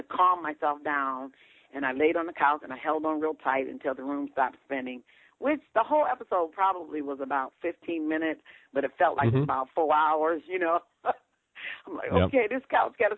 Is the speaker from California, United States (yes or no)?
no; Ohio, United States; moved away; I'm from Ohio